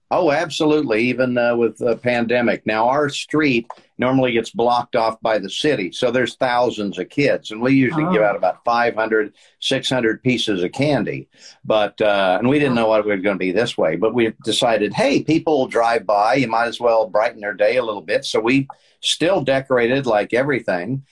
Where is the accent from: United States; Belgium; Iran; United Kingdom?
United States; Kansas; moved away as an adult; also born or lived in Dallas / Houston / Los Angeles; I grew up in Kansas